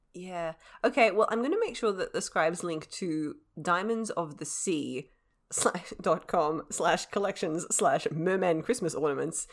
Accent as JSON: {"language": "English", "country": "Australia", "said": "being Australian"}